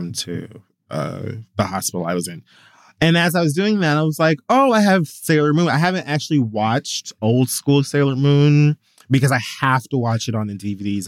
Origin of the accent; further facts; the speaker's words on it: Miami, Florida, United States; the city of Miami that I was born